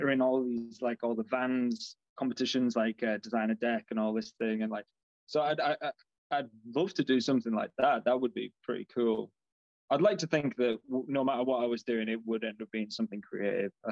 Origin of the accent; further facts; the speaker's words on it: South Africa; born there; but I was born in South Africa, so um, I had a dual nationality.